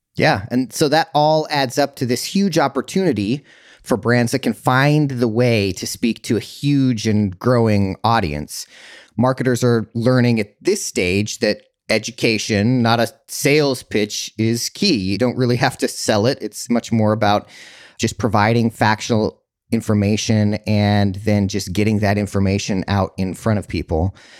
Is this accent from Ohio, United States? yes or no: no; Utah, United States; now in California, United States; growing up in Utah